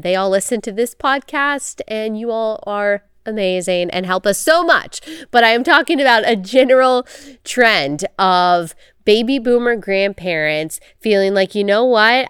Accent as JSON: {"language": "English", "region": "Texas", "country": "United States", "tie": "born or raised there", "also_born_or_lived": "South Carolina", "moved": "as an adult", "said": "I grew up in Texas and I went to school in South Carolina"}